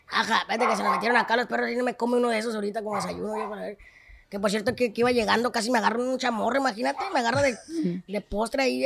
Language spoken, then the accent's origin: Spanish; Tabasco, Zacatecas, Mexico; yo soy de Tabasco, Zacatecas, hijo Cuando gusten le tienen su casa, es un pueblito